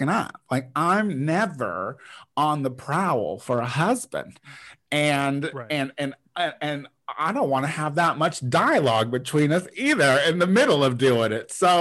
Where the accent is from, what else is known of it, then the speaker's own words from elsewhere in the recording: Illinois, United States; moved away; my hometown, which is like a town of like about 6,000 people at this point